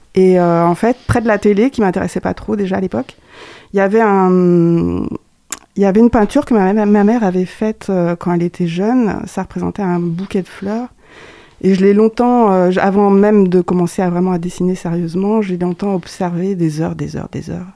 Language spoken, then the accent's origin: French; Landivisiau, Brittany, France; moved away as an adult; also born or lived in Angers; originaire du Finistère. Je suis né à L'Andiviso. c'est une ville pas très loin de Morlaix, entre Morlaix et Brest. Donc, je suis une Bretonne